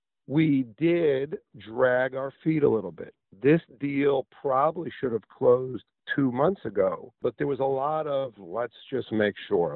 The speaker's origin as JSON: {"language": "English", "region": "New York", "country": "United States", "moved": "as an adult", "lives_now": "Pensacola, United States", "said": "I come from New York"}